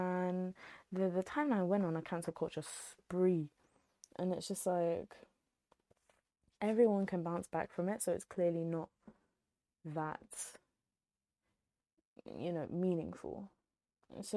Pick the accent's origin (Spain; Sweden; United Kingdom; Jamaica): United Kingdom; accent: British; if you can't tell from my accent, I'm British through and through.